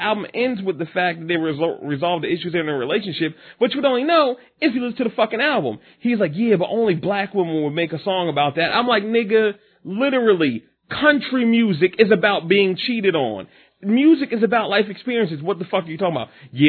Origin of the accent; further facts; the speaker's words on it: Willingboro, New Jersey, United States; I grew up in Willowboro